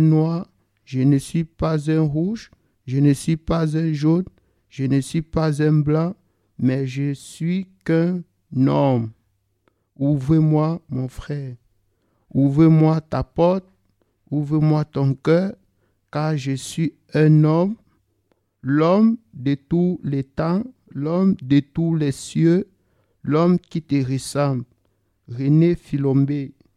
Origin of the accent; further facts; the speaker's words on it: Yaoundé, Centre, Cameroon; now in Châtellerault, France; Je viens de Yaoundé, la capitale politique